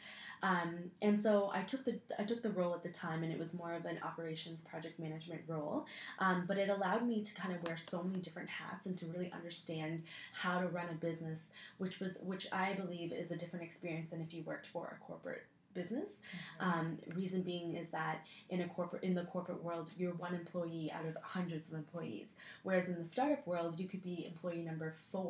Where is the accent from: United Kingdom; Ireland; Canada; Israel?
Canada; Waterloo, Ontario; I grew up in Waterloo, which is basically the Silicon Valley of Canada